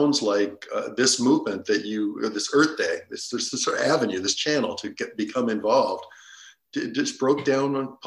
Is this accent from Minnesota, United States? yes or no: no; New York, United States; as a kid growing up in New York